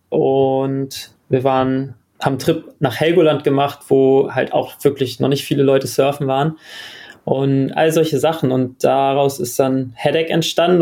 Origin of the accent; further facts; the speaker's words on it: Germany; also born or lived in Australia; als Deutscher